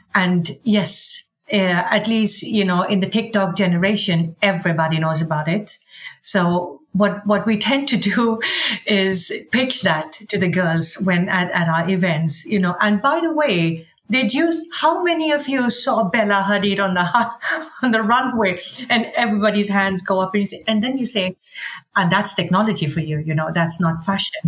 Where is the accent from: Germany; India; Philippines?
India; now in Sweden; I'm Indian and I love India